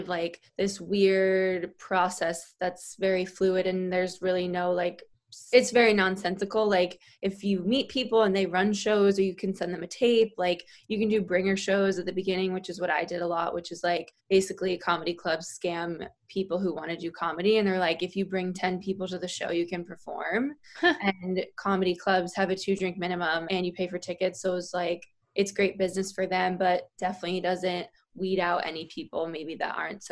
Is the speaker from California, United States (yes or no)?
no; Connecticut, United States; moved away as an adult; also born or lived in Boston; now in New York City, United States; I am from Connecticut originally